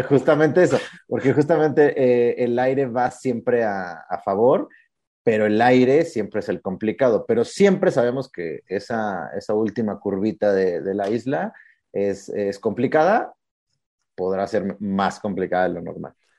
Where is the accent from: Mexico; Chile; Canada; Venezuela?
Mexico; hacer ese faramaya que nos caracteriza como mexicanos